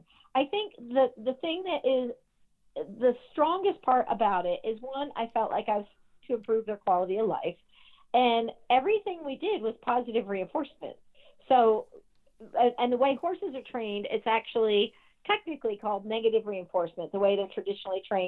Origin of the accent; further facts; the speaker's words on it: between Delaware and Maryland, East Coast, United States; I grew up on the East Coast, so between Delaware and Maryland area.